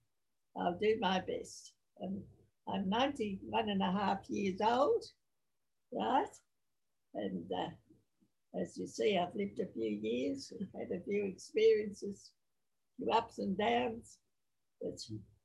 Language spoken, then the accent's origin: English; Australia; also born or lived in Sydney; my parents came to Australia from Ireland, and I was born in Australia, my sister and I. I've had a very blessed life in this land, the great country Australia